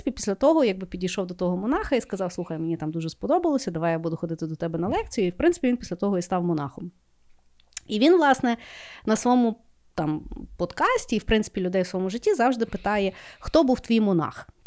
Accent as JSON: {"language": "Ukrainian", "town": "Lviv", "region": "Lviv Oblast", "country": "Ukraine", "tie": "born or raised there", "said": "Ті, ми і е, росли і виросли у Львові."}